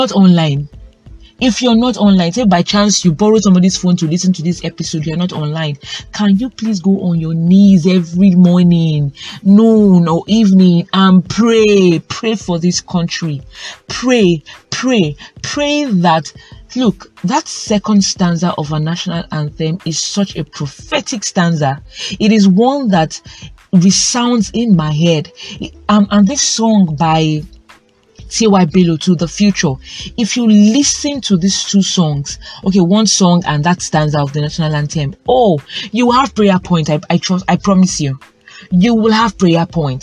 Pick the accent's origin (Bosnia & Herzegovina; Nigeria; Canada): Nigeria; I speak as a Nigerian youth